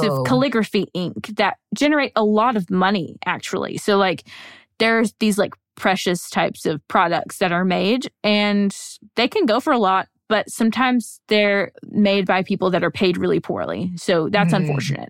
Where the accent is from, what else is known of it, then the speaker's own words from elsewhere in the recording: Alabama, United States; I'm from Alabama. I sound like cornbread. I sound like cornbread and okra.